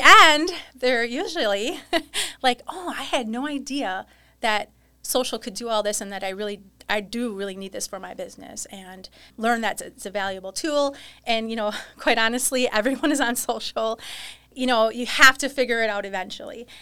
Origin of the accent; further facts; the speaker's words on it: New Holstein, Wisconsin, United States; New Holstein, Wisconsin